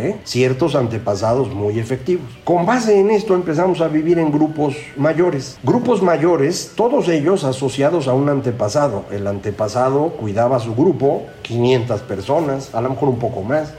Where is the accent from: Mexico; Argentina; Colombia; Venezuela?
Mexico; Veracruz; yo soy de Veracruz